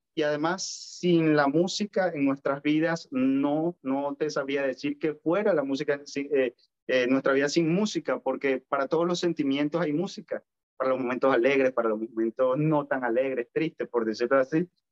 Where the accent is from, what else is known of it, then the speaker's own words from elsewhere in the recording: Valera, Trujillo, Venezuela; moved away as an adult; now in Santiago, Chile; fue allá donde me formé, en mi querida Valera, donde aprendí todo esto y todos mis valores